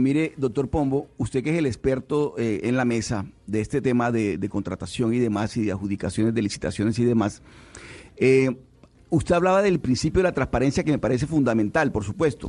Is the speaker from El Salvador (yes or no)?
no; Caribbean Region, Colombia; acá en la región Caribe nosotros hemos bailado a este tipo de música